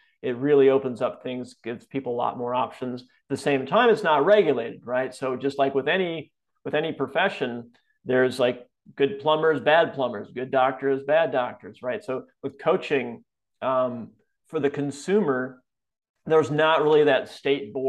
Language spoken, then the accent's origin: English; Wisconsin, United States; also born or lived in California; now in Florida, United States; I grew up in Wisconsin, so I have a lot of family and friends still there